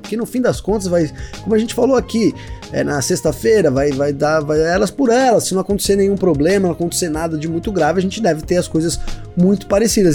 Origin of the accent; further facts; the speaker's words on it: Brazil; nós brasileiros